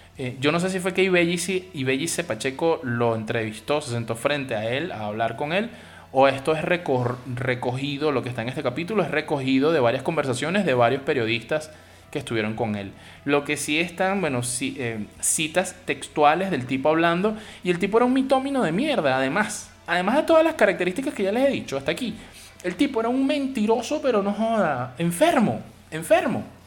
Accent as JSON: {"language": "Spanish", "country": "Venezuela", "said": "mi país"}